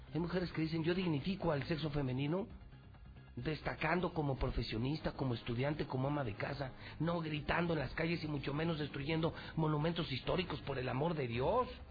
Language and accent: Spanish; Mexico; como mexicano